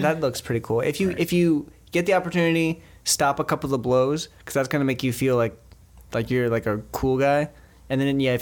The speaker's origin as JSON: {"language": "English", "region": "a small town in the Midwest", "country": "United States", "moved": "yes", "said": "I was from a small town in the Midwest"}